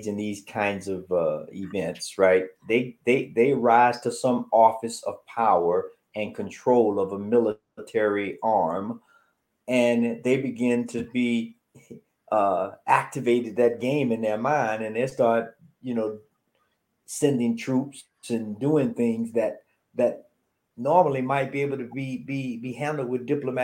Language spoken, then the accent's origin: English; the South, United States; I grew up in the South